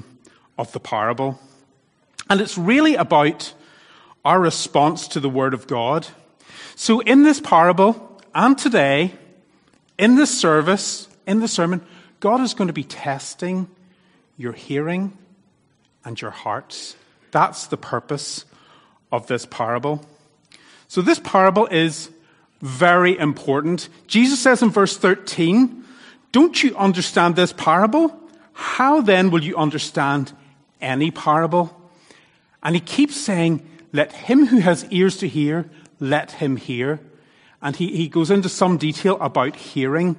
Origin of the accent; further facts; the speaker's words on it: Northern Ireland, United Kingdom; accent: Northern Irish; now in Thailand; my Northern Irish accent